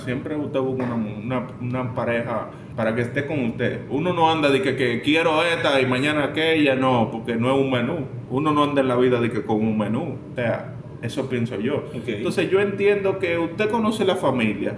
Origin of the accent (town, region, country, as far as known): Dominican Republic